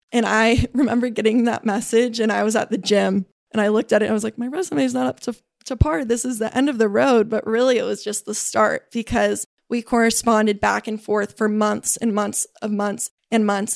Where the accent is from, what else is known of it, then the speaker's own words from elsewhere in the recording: Burlingame, California, United States; I was raised in Burlingame, which is only about thirty minutes south of here